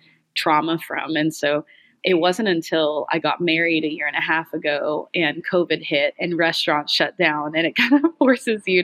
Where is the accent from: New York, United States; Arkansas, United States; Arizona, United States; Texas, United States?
Texas, United States; Houston; also born or lived in Santa Barbara; we grew up in Atascocito, which is kind of between Humble and Kingwood. It's the suburban area in Houston.